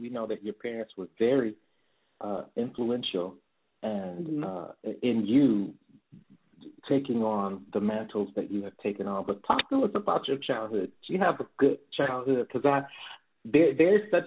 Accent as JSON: {"language": "English", "town": "Detroit", "region": "Michigan", "country": "United States", "tie": "born or raised there", "said": "so many personal childhood memories of growing up in Detroit"}